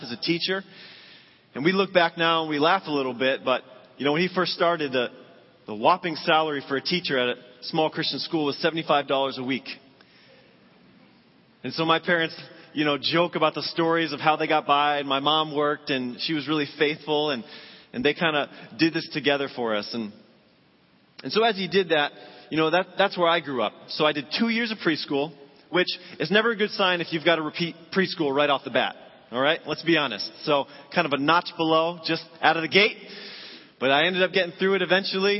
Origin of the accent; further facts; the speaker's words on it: Massachusetts, United States; I grew up in Massachusetts